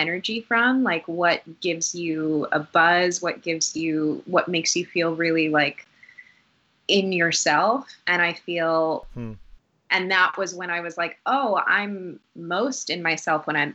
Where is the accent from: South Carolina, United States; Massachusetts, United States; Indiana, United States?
Massachusetts, United States; Newton; also born or lived in Boston, Massachusetts / Dorchester, Boston; around 7 or 8, we moved to a suburb called Newton, Massachusetts.